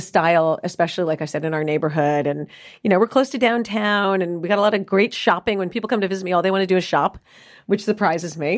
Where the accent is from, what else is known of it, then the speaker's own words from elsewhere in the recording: New York City, New York, United States; moved away as an adult; also born or lived in Los Angeles; now in Dallas, United States; I grew up in New York City